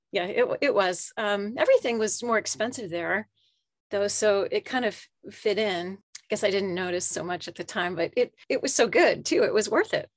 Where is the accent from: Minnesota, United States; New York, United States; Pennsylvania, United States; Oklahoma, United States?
Pennsylvania, United States; central; moved away as an adult; also born or lived in Japan / Philadelphia / Charleston, South Carolina / Tampa, Florida; now in Woodinville, United States; I, I grew up in central Pennsylvania